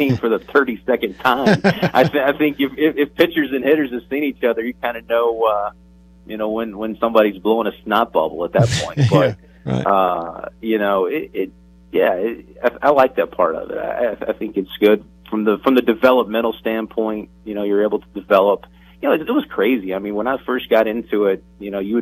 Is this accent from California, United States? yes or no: no; Tennessee, United States; growing up in the South and in Tennessee